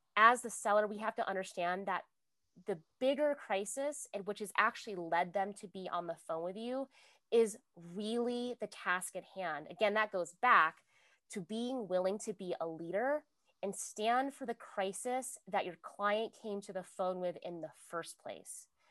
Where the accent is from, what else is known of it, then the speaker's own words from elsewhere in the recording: Virginia, United States; I'm from Virginia. So I know hurricanes, like we have hurricane parties